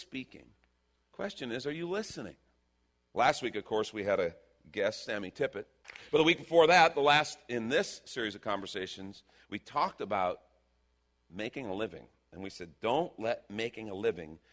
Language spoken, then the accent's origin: English; Texas, United States; We're from Texas